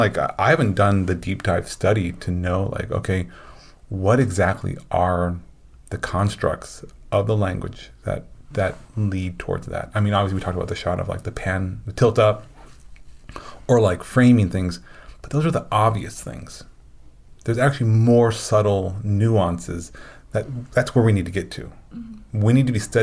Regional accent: Illinois, United States; I grew up in Illinois

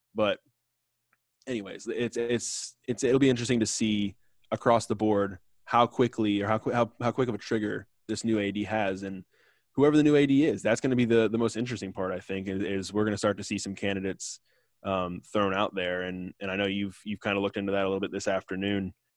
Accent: Tampa, Florida, United States; I grew up in Tampa, and my parents both went to U S F.

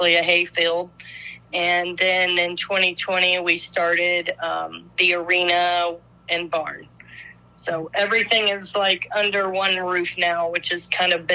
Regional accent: near Columbus, Ohio, United States; moved away as an adult; now in Oklahoma, United States; I was actually born and raised in Ohio, near Columbus, just north of there

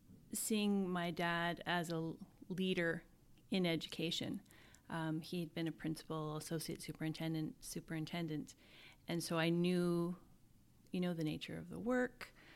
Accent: Alberta, Canada; also born or lived in Yellowknife, Canada; I say I'm from Alberta because I lived in so much of it. In the north, it was not, picking up and moving for an opportunity was second nature. So living in Yellowknife it's such a vibrant, welcoming community.

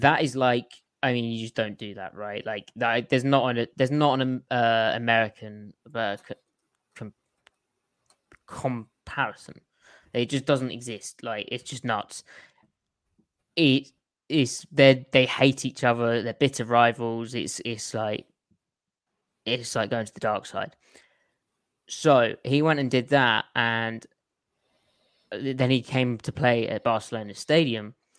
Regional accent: United Kingdom; moved away; being British

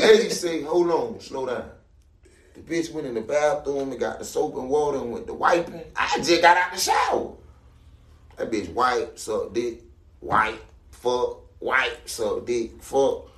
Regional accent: Miami, Florida, United States; I'm from Miami

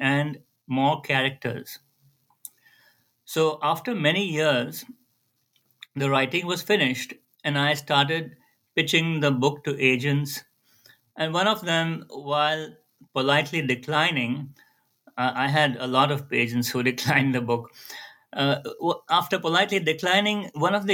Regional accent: Mumbai, Maharashtra, India; I grew up in Bombay

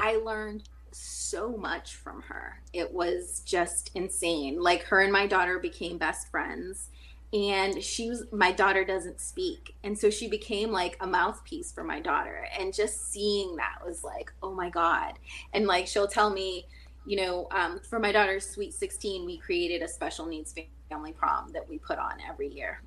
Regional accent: Taunton, Massachusetts, United States; moved away as an adult; now in California, United States; born and raised in Massachusetts, well, Taunton, Mass

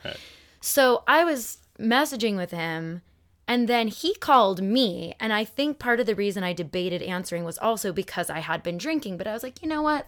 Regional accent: Phoenix, Arizona, United States; moved away; Phoenix Sky Harbor. Shout out to my hometown.

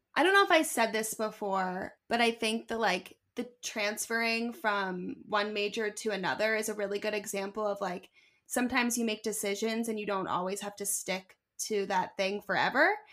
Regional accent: Philadelphia, Pennsylvania, United States; moved away as an adult; also born or lived in Syracuse / Manhattan; now in Brooklyn, New York, United States; growing up in Philly

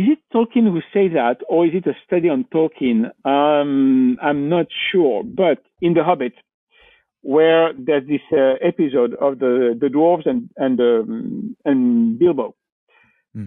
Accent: Valence, Auvergne-Rhône-Alpes, France; English is a second language; moved away as an adult; now in near Marseille, France; I'm from a place called Valence

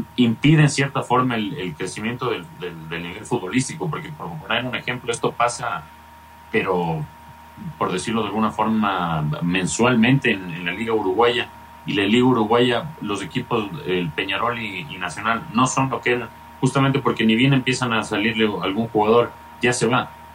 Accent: Ecuador; como ecuatorianos

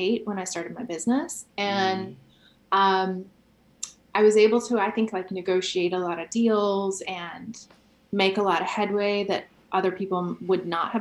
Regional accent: Carrollton, Georgia, United States; A small town called Carrollton.

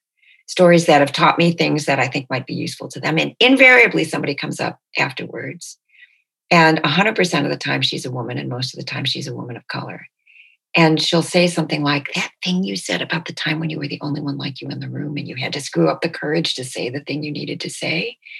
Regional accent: Detroit, Michigan, United States; born there; Like, it never occurred to me that I was born in Detroit.

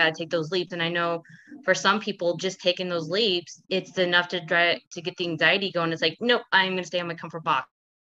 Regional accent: Kansas City, United States

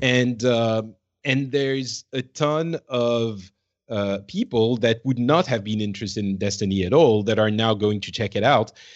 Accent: France; now in Finland; I'm originally from France. I'm currently in Finland

